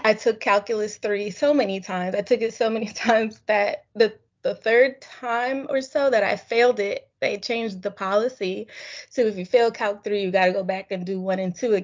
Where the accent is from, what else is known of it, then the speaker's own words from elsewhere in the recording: Springfield, Massachusetts, United States; moved away as an adult; also born or lived in Philadelphia; I'm from Springfield, Massachusetts